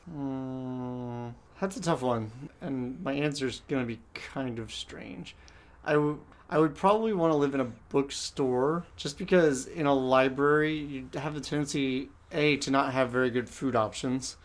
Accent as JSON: {"language": "English", "town": "San Diego", "region": "California", "country": "United States", "tie": "born or raised there", "moved": "yes", "said": "Growing up in San Diego"}